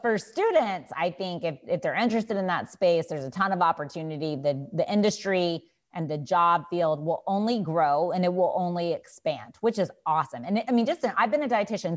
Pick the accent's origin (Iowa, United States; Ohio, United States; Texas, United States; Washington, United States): Texas, United States; I am from Texas